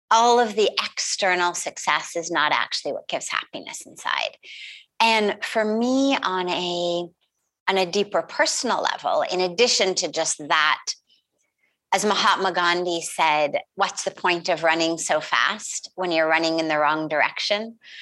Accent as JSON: {"language": "English", "town": "Los Angeles", "region": "California", "country": "United States", "tie": "born or raised there", "said": "I grew up in California, in Los Angeles, quite literally in Hollywood or the Hollywood Hills"}